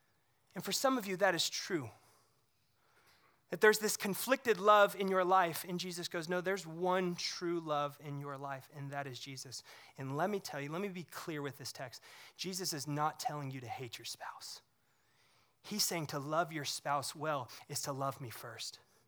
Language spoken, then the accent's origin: English; Missouri, United States; I grew up near the Lake of the Ozarks in Missouri